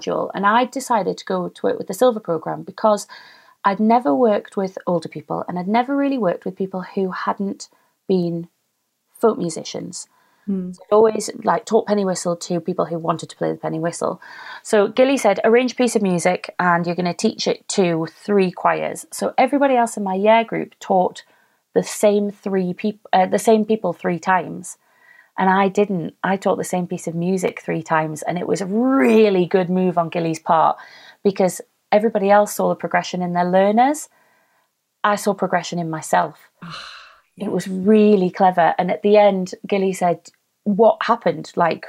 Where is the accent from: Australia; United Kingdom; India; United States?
United Kingdom; because we're British and we don't like to celebrate ourselves.